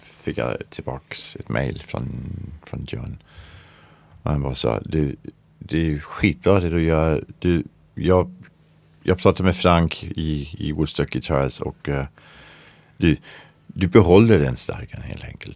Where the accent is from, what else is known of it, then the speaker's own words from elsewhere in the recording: Denmark; Swedish is a second language; moved away; Jag är från Danmark